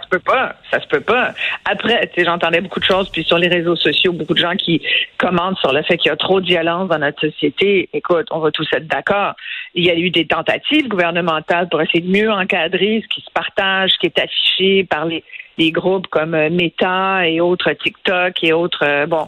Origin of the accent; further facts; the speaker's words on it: Quebec, Canada; chez nous au Québec